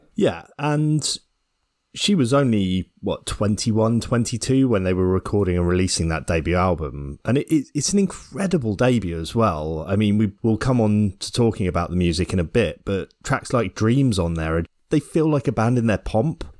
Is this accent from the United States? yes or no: no; Ireland; Being Irish